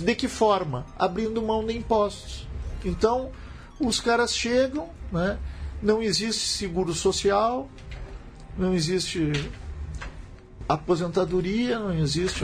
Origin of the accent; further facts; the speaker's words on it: Brazil; como brasileiro